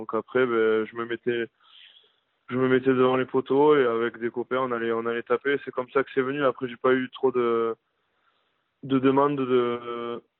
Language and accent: French; Saint-Pée-sur-Nivelle, Nouvelle-Aquitaine, France; also born or lived in Saint-Jean-de-Luz; je suis né à Saint-Jean-de-Luz. Donc, du coup, j'ai, j'ai commencé le rugby à l'âge de 6 ans à, à Saint-Pé-sur-Nivelle, un village à côté, lequel où je, où je vis depuis, depuis 25 ans.